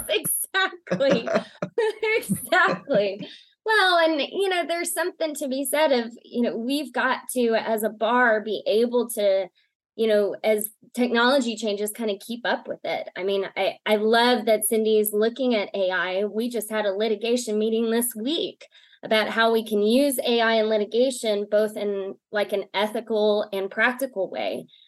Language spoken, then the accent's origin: English; East Texas, United States; now in Lubbock, United States; originally I'm from East Texas